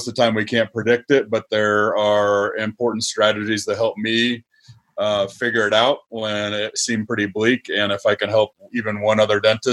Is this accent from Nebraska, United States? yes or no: yes; Nebraska, United States; moved away as an adult; I'm a Nebraska boy through and through. I went to, I grew up in Nebraska.